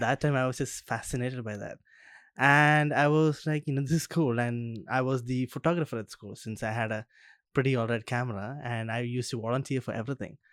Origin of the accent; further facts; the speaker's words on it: Kerala, India; now in Australia; I'm from Kerala